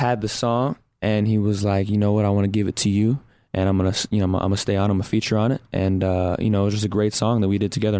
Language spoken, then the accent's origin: English; Texas, United States; I'm from Texas. I got to throw those Texas roots in there.